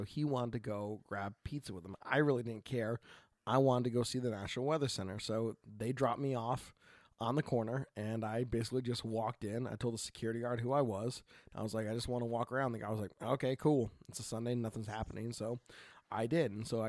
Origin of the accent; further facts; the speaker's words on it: Portland, Oregon, United States; Growing up in Portland